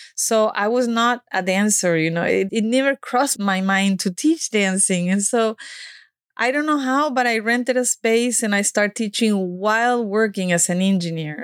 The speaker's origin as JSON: {"language": "English", "town": "Málaga", "region": "Andalusia", "country": "Spain", "tie": "born or raised there", "also_born_or_lived": "United States", "second_language": "English", "moved": "as an adult", "said": "I grew up in Spain"}